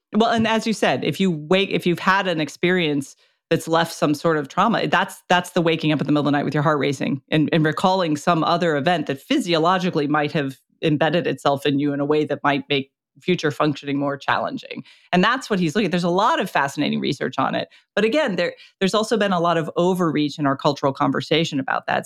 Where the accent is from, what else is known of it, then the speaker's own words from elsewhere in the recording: Florida, United States; I was born and raised in Florida